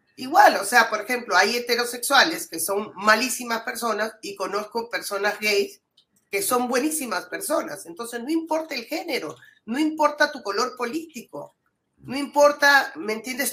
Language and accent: Spanish; Piura, Peru; soy piurana y amo mi, tierra